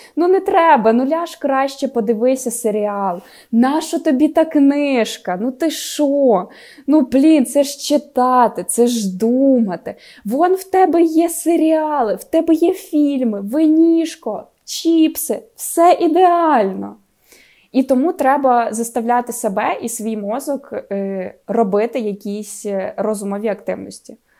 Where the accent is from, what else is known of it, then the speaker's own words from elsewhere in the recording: Khmelnytskyi, Khmelnytskyi Oblast, Ukraine; accent: surzhyk; я особисто там 15 років говорила суржиком